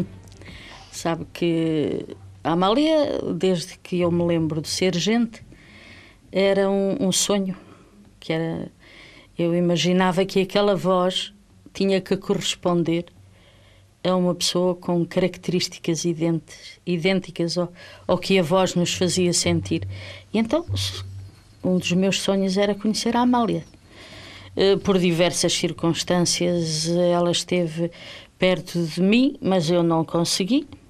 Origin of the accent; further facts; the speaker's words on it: Angola; moved away as an adult; now in Portugal; Angola era a minha terra.